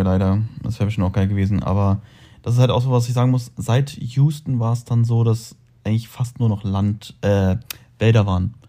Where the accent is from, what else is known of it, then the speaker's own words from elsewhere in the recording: Braunschweig, Lower Saxony, Germany; moved away as an adult; also born or lived in Salzgitter; now in Dubai, United Arab Emirates; Ich bin aus Braunschweig dann irgendwann nach Salzgitter gezogen